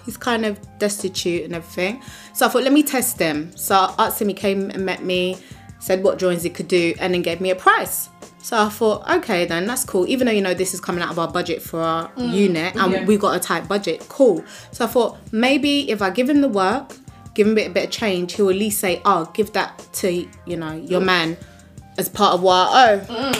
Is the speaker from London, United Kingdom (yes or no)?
yes; London, United Kingdom; No, it's from South.